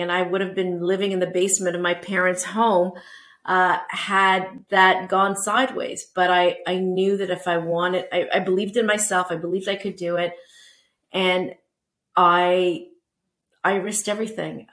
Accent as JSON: {"language": "English", "town": "Toronto", "region": "Ontario", "country": "Canada", "tie": "born or raised there", "also_born_or_lived": "Portugal", "said": "I am Canadian. So, I was born in Toronto and I went to uh, University of Toronto"}